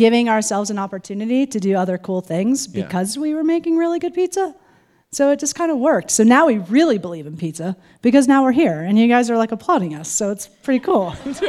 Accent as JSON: {"language": "English", "region": "New Jersey", "country": "United States", "tie": "born or raised there", "moved": "yes", "lives_now": "Fruita, United States", "said": "Well, I grew up in New Jersey"}